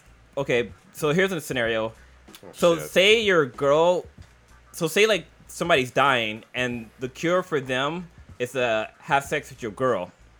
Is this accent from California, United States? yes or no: yes; East Palo Alto, California, United States; also born or lived in Redwood City; I grew up in East Palo Alto, went to school in Redwood City, man.